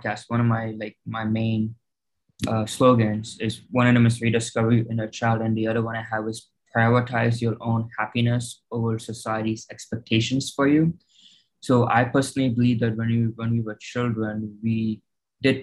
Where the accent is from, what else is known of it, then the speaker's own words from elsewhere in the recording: California, United States; also born or lived in Chicago, Illinois; We moved from Chicago to California